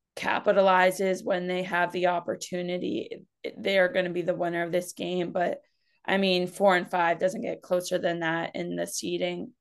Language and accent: English; New Hampshire, United States; I'm also from Uni-, or from New Hampshire